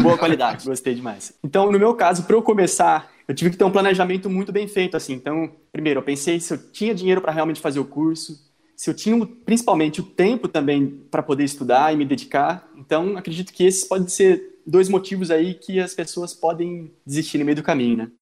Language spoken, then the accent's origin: Portuguese; Brazil; moved away as an adult; a gente vem do Brasil, de uma realidade de ensino diferente